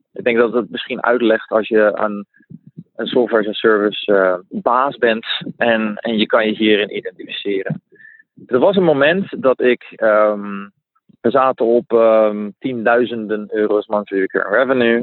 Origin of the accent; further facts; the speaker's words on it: Netherlands; moved away as an adult; also born or lived in Mexico; now in Spain; Ik ben geboren in Nederland.